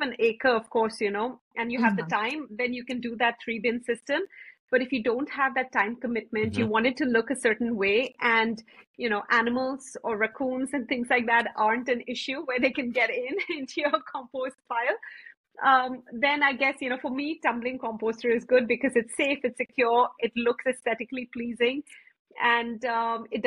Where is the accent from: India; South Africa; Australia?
India; now in United States; I grew up in India, not really celebrating Thanksgiving